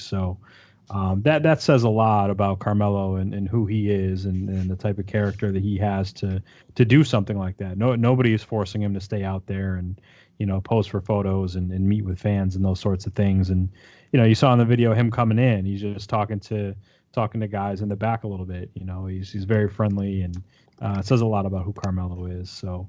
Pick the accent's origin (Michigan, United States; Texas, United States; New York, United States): New York, United States; Syracuse; I'm from Syracuse, and I grew up during that run. You know, I was 11 years old when Syracuse won the title.